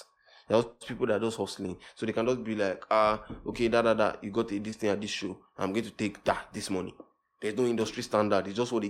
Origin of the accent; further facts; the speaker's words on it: Nigeria; as a Nigerian artist, you don't even get so many shows